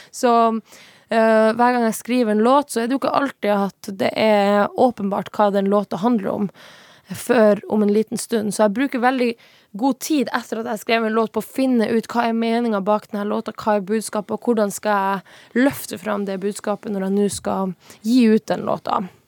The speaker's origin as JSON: {"language": "Norwegian", "town": "Tana", "region": "Finnmark", "country": "Norway", "tie": "born or raised there", "moved": "as an adult", "lives_now": "Oslo, Norway", "said": "jeg er fra Tana"}